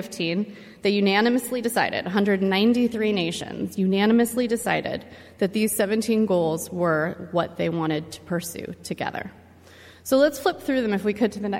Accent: Los Angeles, California, United States; my hometown

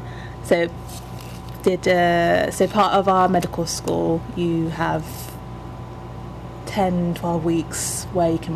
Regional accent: Nigeria; I'm Yoruba, which is like my mom's tribe

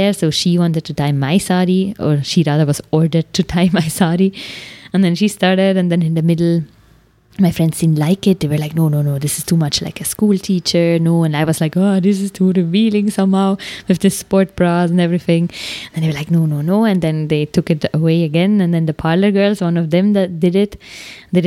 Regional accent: Switzerland; accent: Swiss German; first language Swiss German; English is a second language; now in India; my native tongue, Swiss German

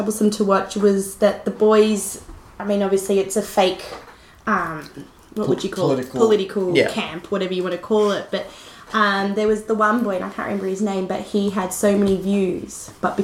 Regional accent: Australia; me being an Australian

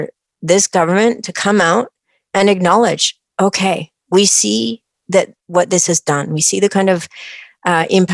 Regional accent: British Columbia, Canada; I'm a British Columbian

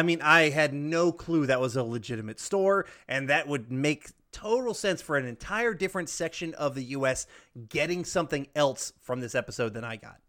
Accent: the South, United States; growing up in the South, fried okra is a staple

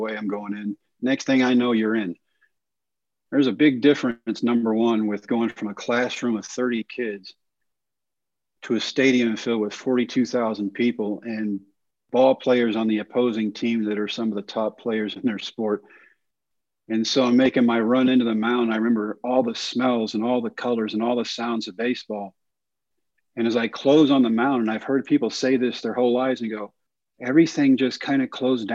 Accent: Texas, United States; my home state

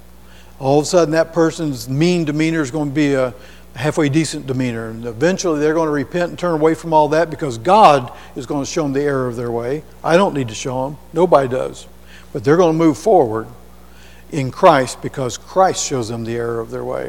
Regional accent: Hamilton, United States; on the Knob where I was raised up in Hamilton.

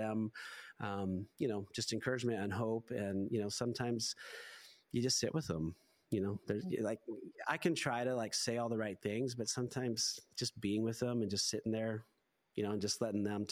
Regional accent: New Mexico, United States; also born or lived in Hungary; now in Minnesota, United States; growing up in New Mexico

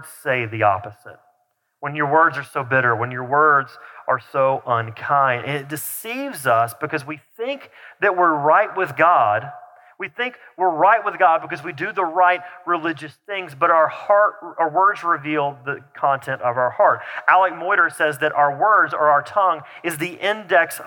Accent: the South, United States; accent: southern; my southern accent starts to come out back out a little bit

